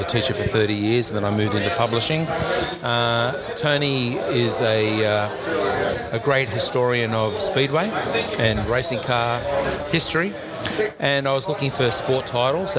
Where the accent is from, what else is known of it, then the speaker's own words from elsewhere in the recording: Penrith, New South Wales, Australia; born and bred and growing up in Penrith, and I still live in Penrith